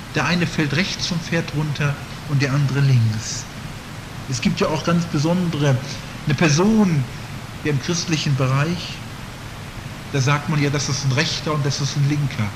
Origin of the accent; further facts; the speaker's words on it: Northern Germany, Germany; in Norddeutschland, wo ich herkomme